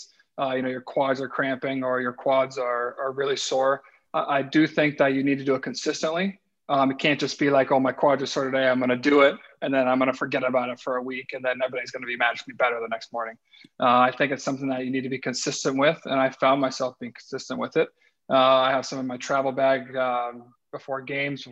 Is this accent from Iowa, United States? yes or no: no; Colorado, United States; moved away as an adult; also born or lived in Nashville; now in Columbus, United States; I grew up in Colorado